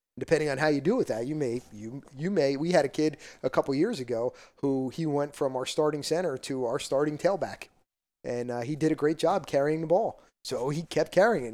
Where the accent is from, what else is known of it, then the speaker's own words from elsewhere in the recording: Parsippany, New Jersey, United States; I came from Parsippany